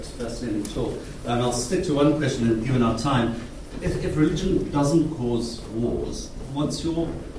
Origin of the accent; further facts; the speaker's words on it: South Africa; So I come from Africa